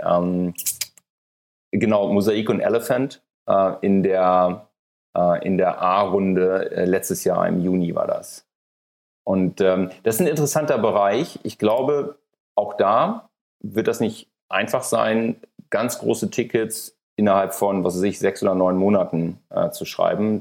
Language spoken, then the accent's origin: German; Hamburg, Germany; moved away; aus meiner alten Heimat, aus Hamburg